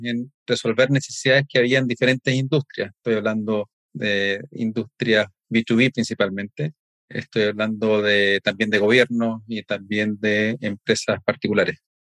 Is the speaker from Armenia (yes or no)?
no; Chile; en mi país, en Chile